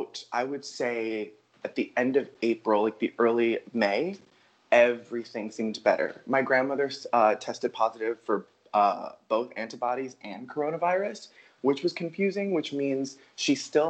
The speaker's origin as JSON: {"language": "English", "town": "New York City", "region": "New York", "country": "United States", "tie": "born or raised there", "said": "I've been in New York City, my hometown, since February"}